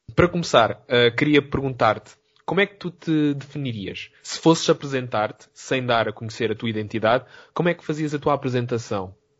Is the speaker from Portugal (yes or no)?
yes; Algarve, Portugal; moved away as an adult; also born or lived in Lisbon; sou do Algarve e depois do Algarve para Lisboa